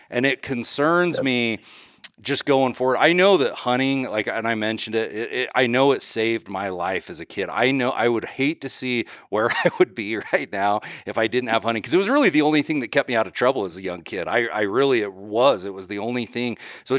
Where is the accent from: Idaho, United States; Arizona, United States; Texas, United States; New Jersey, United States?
Idaho, United States; my home state of Idaho, how much longer we'll have general season hunting where you can just go to the gas station and buy a tag and go.